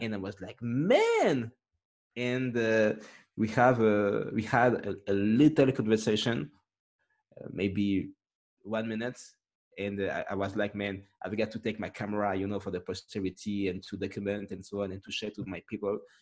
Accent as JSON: {"language": "English", "country": "France", "tie": "born or raised there", "second_language": "English", "said": "I, I grew up here in France"}